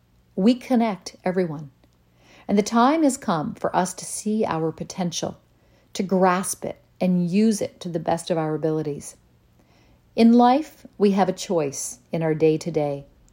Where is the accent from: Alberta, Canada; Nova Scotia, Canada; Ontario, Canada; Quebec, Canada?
Nova Scotia, Canada; Linden; She was my neighbor growing up in Linden